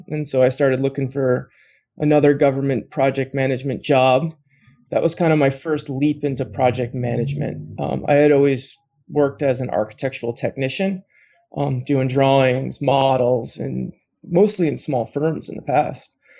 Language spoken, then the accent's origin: English; East Coast, United States; moved away as an adult; now in Portland, United States; I grew up on the East Coast